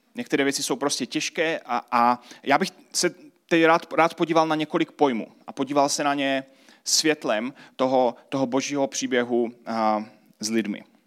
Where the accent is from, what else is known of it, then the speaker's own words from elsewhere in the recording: Czechia; tady pro nás v Česku